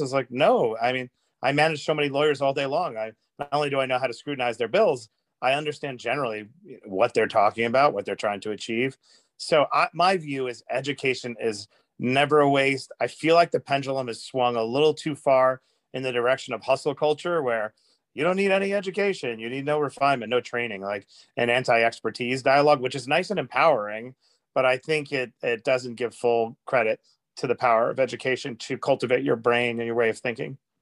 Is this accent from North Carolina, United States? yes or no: no; New York City, New York, United States; I grew up really poor in Queens in a little shoebox apartment